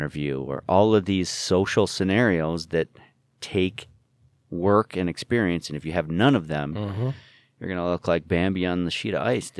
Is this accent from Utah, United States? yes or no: yes; Utah, United States; That was a lot of, big points, poignant questions were growing up in Utah, albeit, I don't know, if the whitest state.